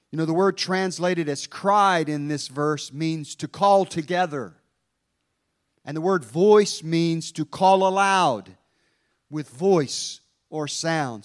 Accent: Hampton, Virginia, United States; I was born in Langley Field, Virginia.

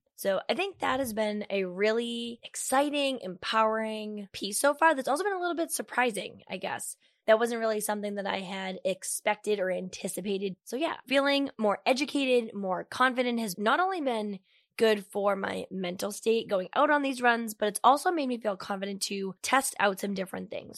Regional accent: Medford, Massachusetts, United States; born or raised there

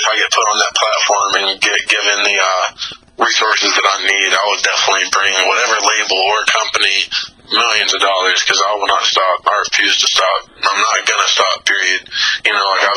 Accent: the South, United States; I grew up in the South, so I've always been around rap music, especially trap music. I'm from the South

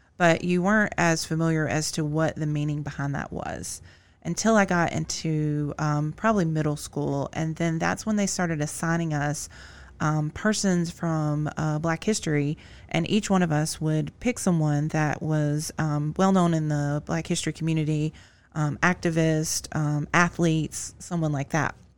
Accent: Greensboro, North Carolina, United States; my hometown of Greensboro, North Carolina

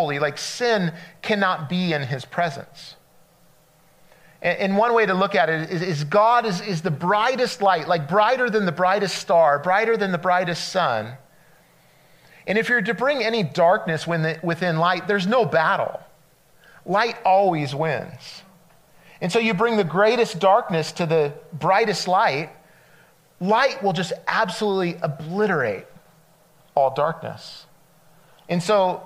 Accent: California, United States; moved away as an adult; I'm from California. We moved out here 4 years ago. And so I grew up on the coast

